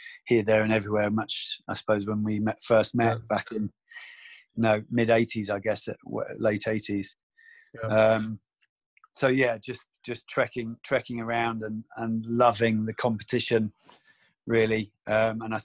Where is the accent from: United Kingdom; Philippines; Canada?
United Kingdom; I was from the East Coast